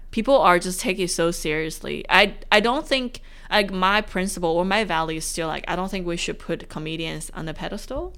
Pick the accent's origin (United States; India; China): China; now in Australia; I'm from China